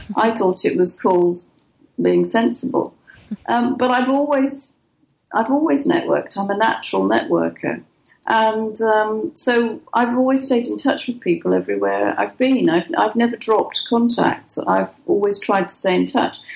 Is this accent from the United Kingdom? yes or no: yes; England, United Kingdom; moved away as an adult; also born or lived in Dubai / Oman / Norway / Netherlands; now in Malaysia; I'm English and I have an English bank mm-hmm. account